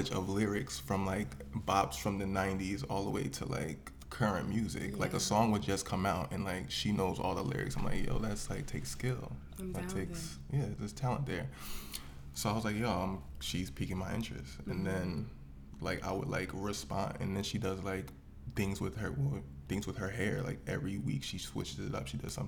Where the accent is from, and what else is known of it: New Jersey, United States; moved away as an adult; now in Florida, United States